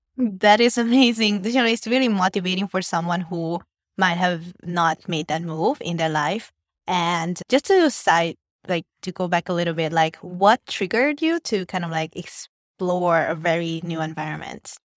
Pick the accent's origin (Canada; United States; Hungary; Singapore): Hungary; moved away as an adult; now in Vietnam; My parents are Vietnamese, but I grew up and I was born in Hungary